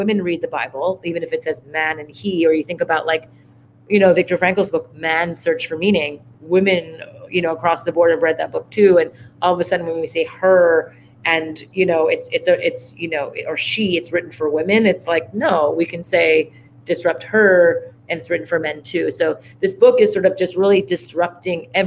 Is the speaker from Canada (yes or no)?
yes; Montreal, Quebec, Canada; We grew up in Montreal, Canada